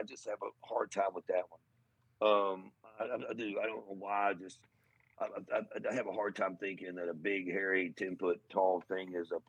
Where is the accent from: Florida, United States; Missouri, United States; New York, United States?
Missouri, United States; Portageville; my hometown of Portageville.